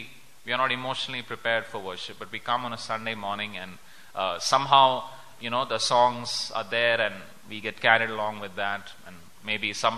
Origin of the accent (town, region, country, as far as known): India